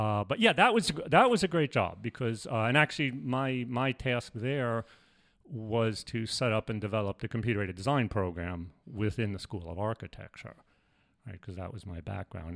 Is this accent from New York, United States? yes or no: yes; New York City, New York, United States; moved away as an adult; also born or lived in Manhattan / Brooklyn / Binghamton / Buffalo; I grew up in New York, uh, mostly in the Bronx, but I lived, I was actually born in Manhattan, lived in Brooklyn